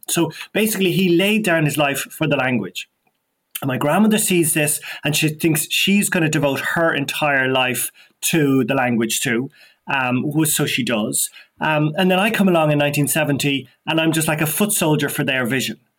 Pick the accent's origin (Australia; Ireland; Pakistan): Ireland; Dublin, Leinster; also born or lived in West Kerry; I was born and brought up in Donnybrook, in Dublin, the heart of Dublin